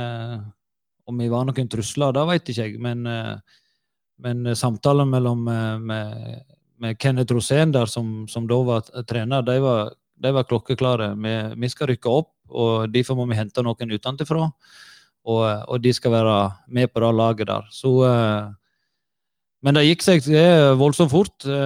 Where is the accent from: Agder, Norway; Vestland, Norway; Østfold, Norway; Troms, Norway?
Vestland, Norway; Sogndal; moved away as an adult; jeg var 22 år, og, og, liksom skal vi flytte fra Sogndal, og der, det er ingen som kan flytte derfra, tenkte vi.